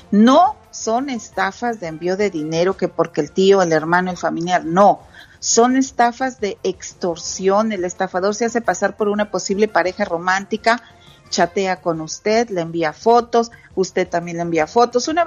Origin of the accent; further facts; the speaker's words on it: Santa Catarina, Nuevo León, Mexico; Ay, Alex, me transportaste a mi pueblito, Santa Catarina, Nuevo León, cuando había la kermés